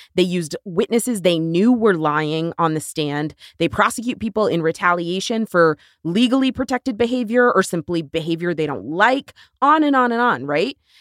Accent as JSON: {"language": "English", "region": "Texas", "country": "United States", "said": "my home state of Texas"}